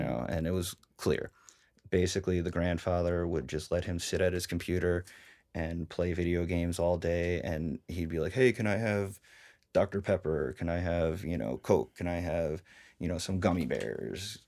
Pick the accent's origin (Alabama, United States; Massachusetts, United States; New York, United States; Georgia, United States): New York, United States; moved away; I originally grew up in New York, um, all around Lake Carmel, Poughkeepsie, Brewster, those areas